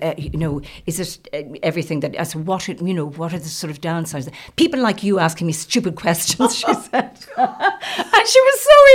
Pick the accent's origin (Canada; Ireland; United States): Ireland; County Louth; moved away as an adult; also born or lived in Limerick / Dublin; I was originally from County Louth and back in County Louth now